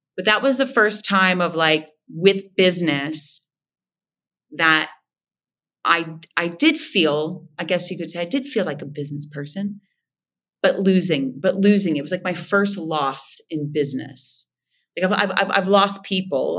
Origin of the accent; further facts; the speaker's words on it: Moundsville, West Virginia, United States; accent: nasal; moved away; I am originally from Moundsville, West by God, Virginia.